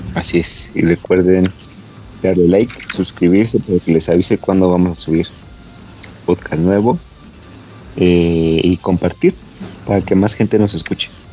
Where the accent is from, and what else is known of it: Mexico